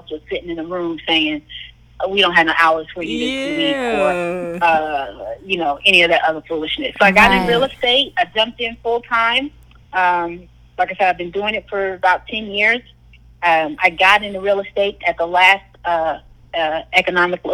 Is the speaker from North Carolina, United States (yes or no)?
no; Houston, Texas, United States; I'm from Houston